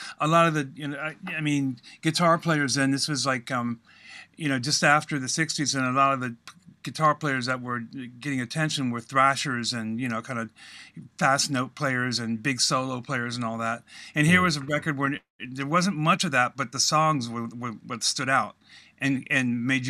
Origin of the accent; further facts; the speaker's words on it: Guantanamo Bay, Cuba; also born or lived in Washington, D.C.; A lot of moving around, and primarily we were in Guantanamo Bay, Cuba.